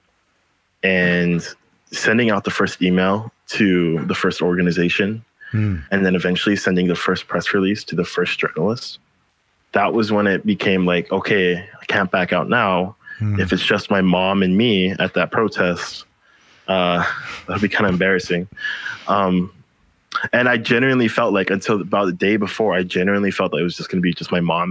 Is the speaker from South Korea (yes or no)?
no; Philippines; now in Hawaii, United States; I'm from the Philippines, and we get more storms than, you know, most places on Earth do in one year. I'd seen my community get flooded